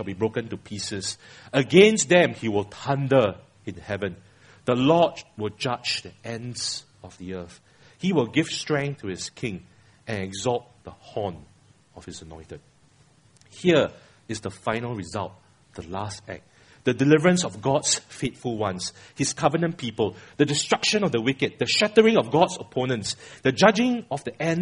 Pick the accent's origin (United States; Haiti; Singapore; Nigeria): Singapore; I'm a Singaporean